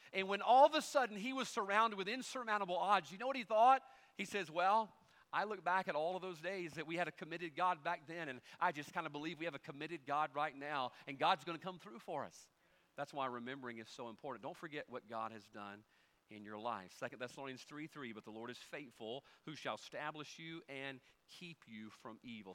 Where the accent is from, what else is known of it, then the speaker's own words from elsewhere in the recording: United States; We as Americans